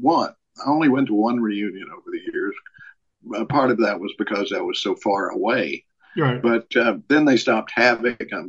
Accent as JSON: {"language": "English", "region": "Tennessee", "country": "United States", "tie": "born or raised there", "also_born_or_lived": "Minnesota", "moved": "as an adult", "said": "I moved back to my hometown in Tennessee from liberal Minnesota"}